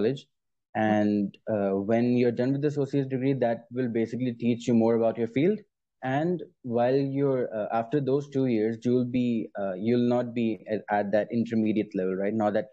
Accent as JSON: {"language": "English", "country": "Pakistan", "said": "I'm as a Pakistani"}